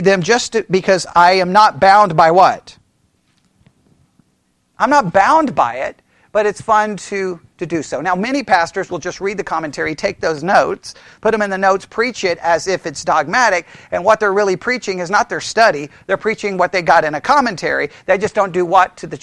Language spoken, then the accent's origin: English; Texas, United States; I was born in Texas on Texas Independence Day